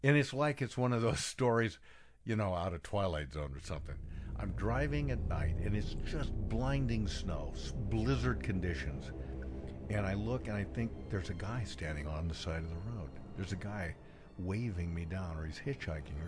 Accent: Central Oregon, United States; moved away; I was coming from Portland to my hometown in Central Oregon

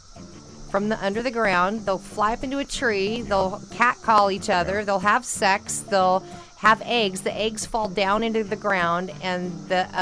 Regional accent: California, United States; I grew up in California. I'm a California girl

